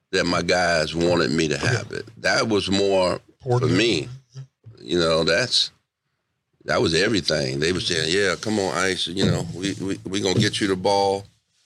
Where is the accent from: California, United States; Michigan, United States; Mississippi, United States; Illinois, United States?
Michigan, United States; Detroit; now in San Antonio, United States; Detroit, my hometown